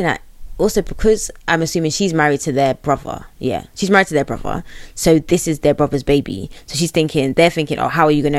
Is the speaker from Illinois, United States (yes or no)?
yes; Chicago, Illinois, United States; Bitch, like, I'm from Chicago.